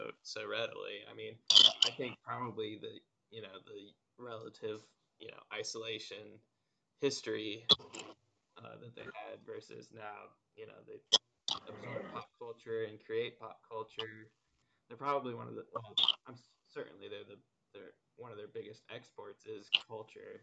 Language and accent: English; Midwestern Ohio, United States; growing up in Midwestern Ohio, there were no places that I could go and eat sushi